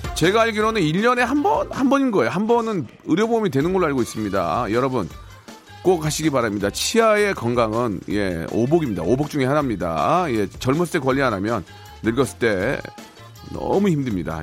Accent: Seoul, South Korea; 그 집에서 태어나서 열심히 살아가지고

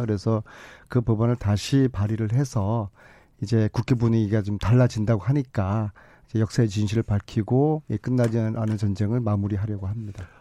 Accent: Busan, South Korea; moved away; 저희들은 영남 출신으로서 예, 저도 부산이거든요.

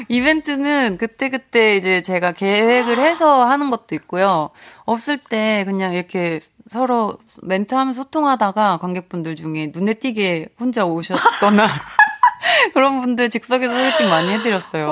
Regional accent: Wando, South Jeolla, South Korea; moved away; 제가 고향이 완도잖아요

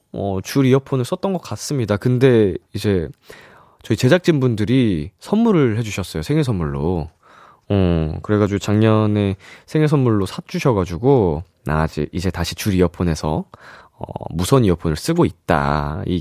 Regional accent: Yeongdeok, North Gyeongsang, South Korea; moved away; 저는 본가가 영덕에 있어요. 영덕. 네, 경상북도

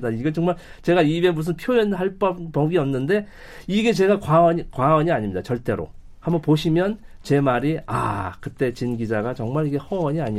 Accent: South Korea; 제가 올해 60년 살았는데 남쪽에서

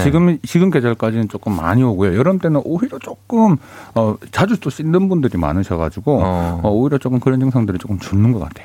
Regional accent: Busan, South Korea; 저 부산이고요

